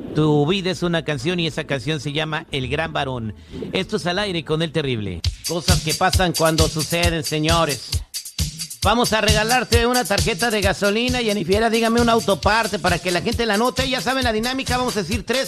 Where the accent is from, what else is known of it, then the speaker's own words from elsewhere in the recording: Mexico; also born or lived in United States; aunque nací en Estados Unidos, me crié en México